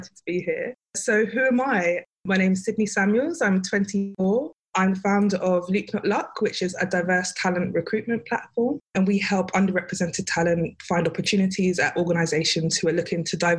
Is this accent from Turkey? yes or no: no; London, United Kingdom; also born or lived in Sheffield; I grew up in Peckham / Nunhead